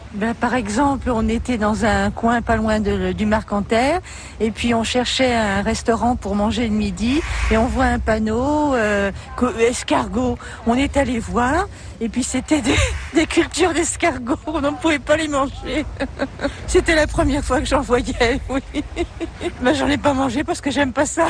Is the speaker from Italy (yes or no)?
no; Paris, Île-de-France, France; moved away as an adult; now in Amiens, France; Je suis originaire de Paris.